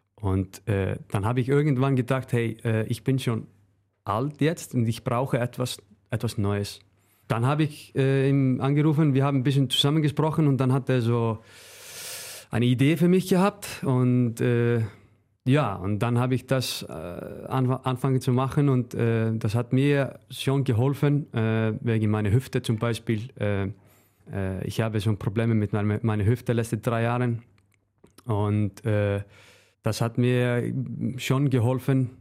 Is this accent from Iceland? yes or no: yes; Northeastern Region, Iceland; German is a second language; moved away as an adult; now in Germany; zu meiner Heimat, äh, Nordisland